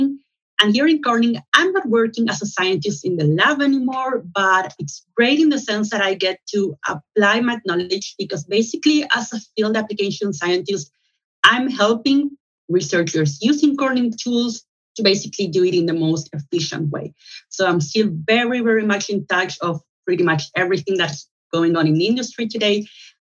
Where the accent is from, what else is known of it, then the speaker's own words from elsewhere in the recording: Chile; moved away as an adult; also born or lived in Santiago, Chile; now in Amsterdam, Netherlands; I am originally from Chile in Latin America